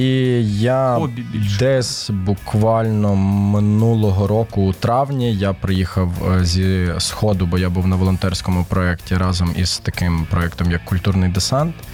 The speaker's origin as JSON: {"language": "Ukrainian", "town": "Ternopil", "region": "Ternopil Oblast", "country": "Ukraine", "tie": "born or raised there", "moved": "yes", "lives_now": "Kyiv, Ukraine", "said": "Я сам е, з Тернополя народився виріс там, хоча батьки в мене із Києва."}